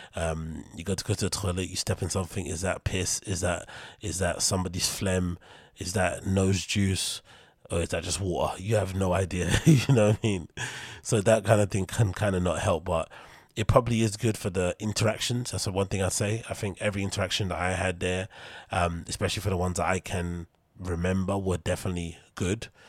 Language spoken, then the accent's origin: English; United Kingdom; I'm British